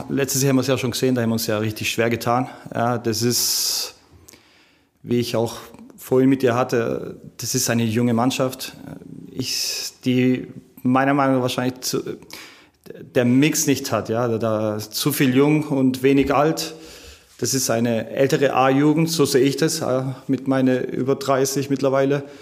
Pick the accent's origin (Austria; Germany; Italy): Italy; dass man als Italiener tut man ja im Weihnachten relativ viel essen.